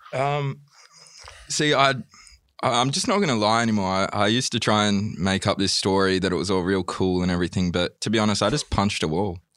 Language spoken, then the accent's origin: English; Wollongong, New South Wales, Australia; moved away as an adult; also born or lived in England; now in Melbourne, Australia; I'm originally from Wollongong